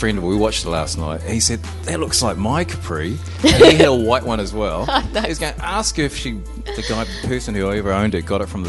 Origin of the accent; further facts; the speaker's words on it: New Zealand; I am flying in New Zealand. I'm from New Zealand.